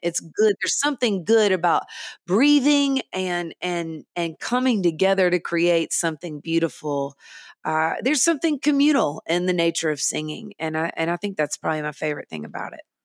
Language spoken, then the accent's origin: English; Nashville, Tennessee, United States; I grew up in Nashville in the studios of Nashville